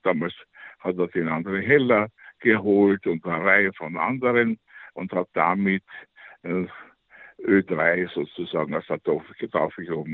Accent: Vienna, Austria; moved away as an adult; also born or lived in Luxembourg; ich war nach dem Krieg äh, als Wiener Kind

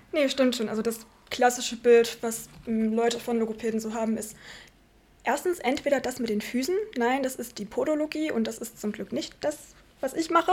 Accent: Markneukirchen, Saxony, Germany; accent: Saxon; also born or lived in Landwüst; now in Leipzig, Germany; Ich komme aus dem Vogtland ursprünglich. Grenze Bayern, Thüringen, Sachsen drüben. Ähm, Kuhkaff heißt in dem Fall 600 Einwohner an der tschechischen Grenze

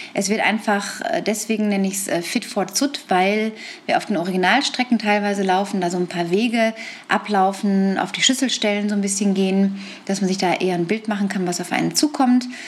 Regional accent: Lippstadt, North Rhine-Westphalia, Germany; in Lippstadt, in meiner Heimatstadt in Westfalen

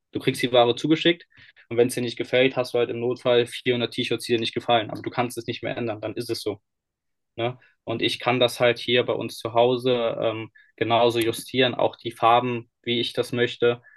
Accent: Cologne, North Rhine-Westphalia, Germany; Wir kommen ja eigentlich aus Nordrhein-Westfalen, aus Köln

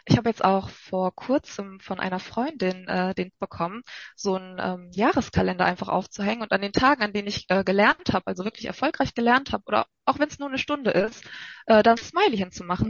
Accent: North Rhine-Westphalia, Germany; komme ich aus Nordrhein-Westfalen

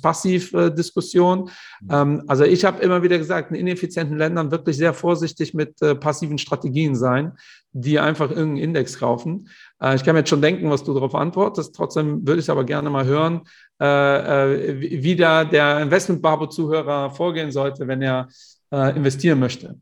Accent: Portugal; ich bin ja Portugiese

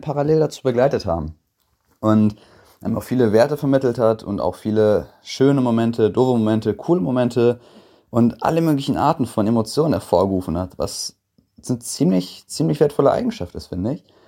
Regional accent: Bad Oeynhausen, North Rhine-Westphalia, Germany; komme aus OWL, aus Bad Oeynhausen

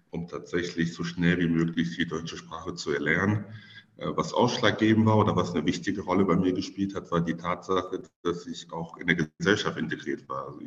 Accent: Cameroon; German is a second language; now in Germany; Ich bin in Kamerun geboren. Äh, das ist ein Land in Zentralafrika. Dort bin ich aufgewachsen.

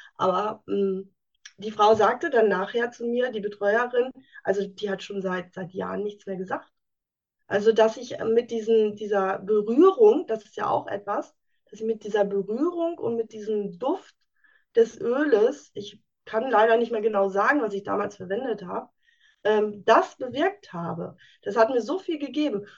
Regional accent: Münsterland, North Rhine-Westphalia, Germany; Ich komme aus dem schönen Münsterland

